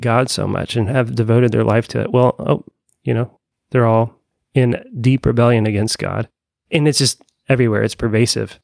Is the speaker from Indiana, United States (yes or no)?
yes; Evansville, Indiana, United States; now in Bloomington, United States; i grew up in conservative evansville indiana and moved to bloomington